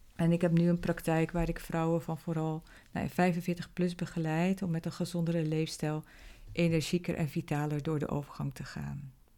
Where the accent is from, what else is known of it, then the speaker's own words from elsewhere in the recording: Zeelandic Flanders, Netherlands; moved away as an adult; also born or lived in Belgium / The Hague; now in Rotterdam, Netherlands; oorspronkelijk kom ik uit Zeeland en ben opgegroeid in een klein dorpje in Zeeuws-Vlaanderen